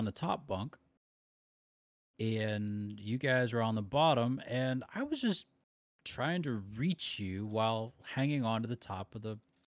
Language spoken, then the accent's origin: English; Loudonville, Ohio, United States; also born or lived in Shelby, Ohio; We moved right after that to Loudonville, Ohio